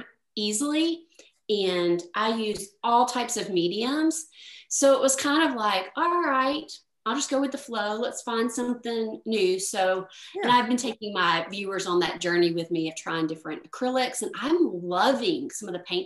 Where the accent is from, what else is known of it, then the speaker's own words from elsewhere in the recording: Tennessee, United States; I grew up in Tennessee.